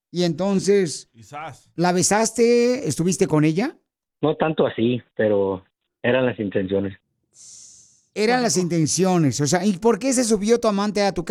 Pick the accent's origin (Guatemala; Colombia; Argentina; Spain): Guatemala; now in Beverly Hills, United States; Porque ¿a qué venimos de Guatemala a Beverly Hills, ah, Estados Unidos?